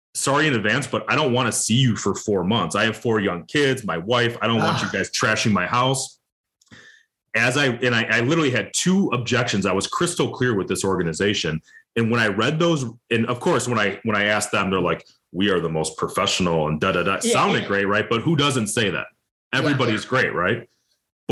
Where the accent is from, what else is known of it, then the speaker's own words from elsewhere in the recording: Detroit, Michigan, United States; I'm from Detroit, Michigan suburb, you know, so big motor city